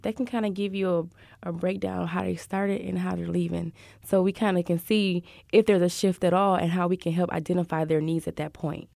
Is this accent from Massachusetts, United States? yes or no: no; Michigan, United States; moved away as an adult; now in Houston, United States; I'm from Michigan